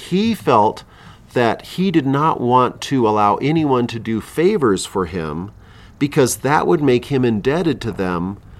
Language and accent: English; Philippines; And you know, and I grew up in the Philippines. I ministered in Latin America.